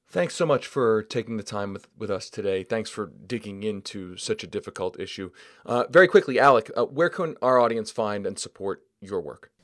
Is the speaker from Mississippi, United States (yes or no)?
no; Denver, Colorado, United States; right here in my hometown of Denver